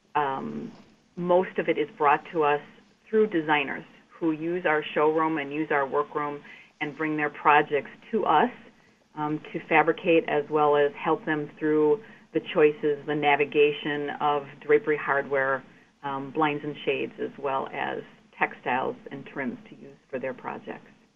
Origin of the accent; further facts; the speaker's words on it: Glendale, Wisconsin, United States; I grew up in the North Shore area in Glendale